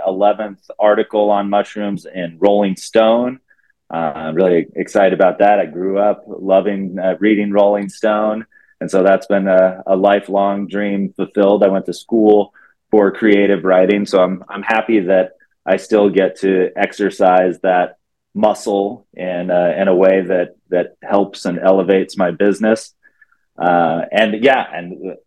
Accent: Texas, United States; I grew up in Texas in high school

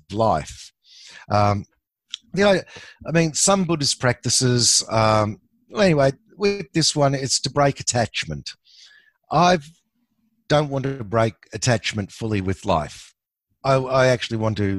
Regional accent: Australia; I'm an Aussie

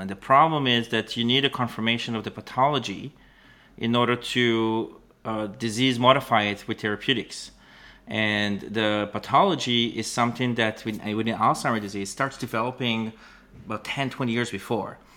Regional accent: Israel; moved away as an adult; now in Canada; I was born and raised in Israel, and that's, uh, I now, I live in Canada

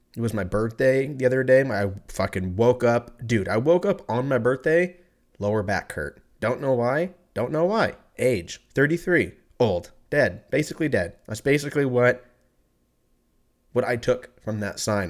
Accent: California, United States; moved away as an adult; now in Texas, United States; I'm from California

